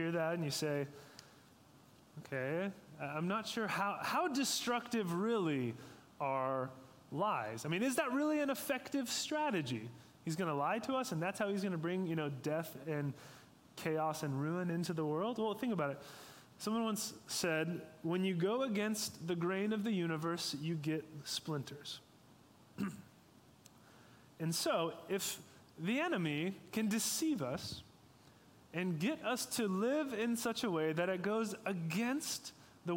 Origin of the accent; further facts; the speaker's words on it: Sacramento, California, United States; I grew up in Sacramento, and just a few minutes away from the American River